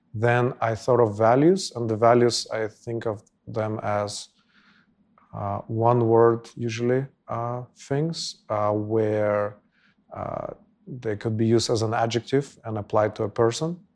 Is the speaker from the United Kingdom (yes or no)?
no; Bishkek, Kyrgyzstan; I was born and raised here in Bishkek.